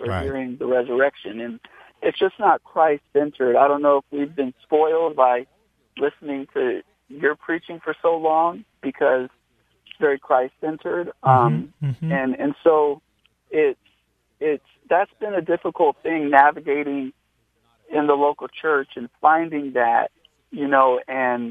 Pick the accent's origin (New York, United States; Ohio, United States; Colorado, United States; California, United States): California, United States; Upland; now in Redlands, United States; I'm from Upland, so it's a little more west from Redlands. But, yeah, same area